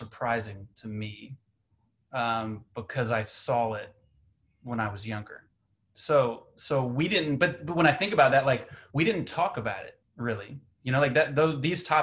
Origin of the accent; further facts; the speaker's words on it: Central Georgia, United States; now in New York City, United States; I grew up in Central Georgia, very different environment compared to New York City